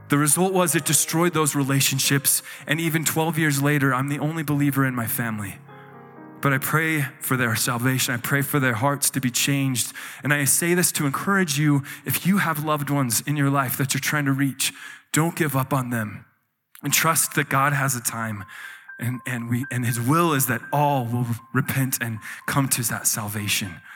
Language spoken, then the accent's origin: English; Utah, United States; So I grew up in Utah in a very strong Mormon family and um, strong Mormon community, and everything I knew was this religion.